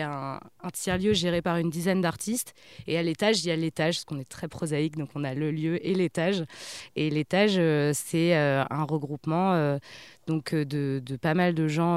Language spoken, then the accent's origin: French; Le Havre, Normandy, France; also born or lived in Paris; je disais que je venais du Havre